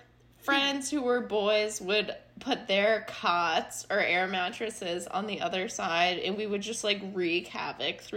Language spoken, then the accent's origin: English; Chicago, Illinois, United States; accent: Chicago; my Chicago accent